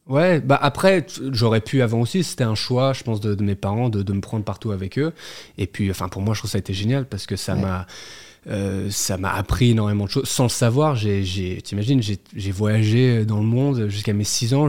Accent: Geneva, Switzerland; moved away as an adult; also born or lived in Neuilly-sur-Seine / Neuchâtel / New York; now in Paris, France; j'ai grandi à Genève. On s'est installé en Suisse

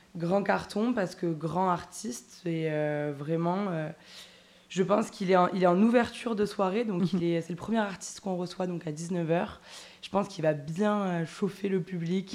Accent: Toulouse, Occitania, France; je suis toulousaine

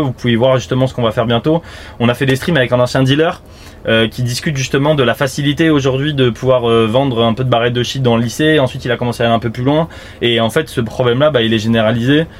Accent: Île-de-France, France; je suis né en, en Ile-de-France et j'ai pas eu de prévention par les gendarmes euh, dans mon collège ou mon lycée

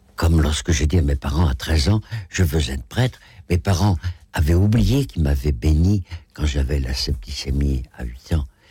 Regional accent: Rochefort, Nouvelle-Aquitaine, France; moved away as an adult; also born or lived in Algeria / Paris; je suis de Rochefort-sur-Mer

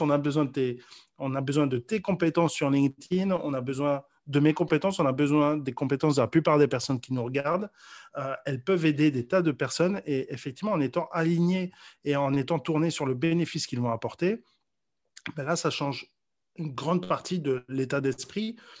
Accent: Mons, Wallonia, Belgium; moved away as an adult; also born or lived in Brussels, Belgium; now in Paris, France; moi je suis natif de Mons

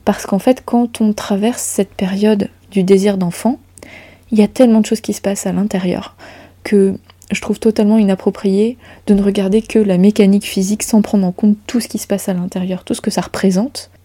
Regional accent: Brittany, France; chez nous en Bretagne

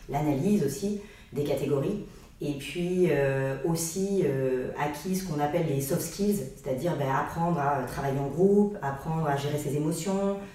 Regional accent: Lyon, Auvergne-Rhône-Alpes, France; also born or lived in Aix-en-Provence; mais on peut dire que je suis originaire plutôt de Lyon et de la région d'Aix-en-Provence, où ben, c'est là où j'ai ma famille aujourd'hui

